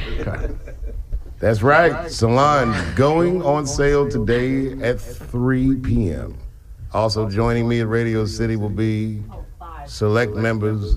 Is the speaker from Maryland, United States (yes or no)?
yes; Silver Spring, Maryland, United States; also born or lived in Washington, D.C.; I used to live in Silver Spring from like zero to ten